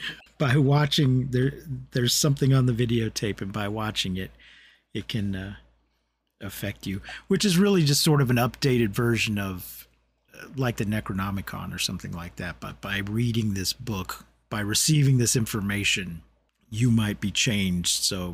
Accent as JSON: {"language": "English", "town": "Boston", "region": "Massachusetts", "country": "United States", "tie": "born there", "said": "I'm not from. I was born in Boston."}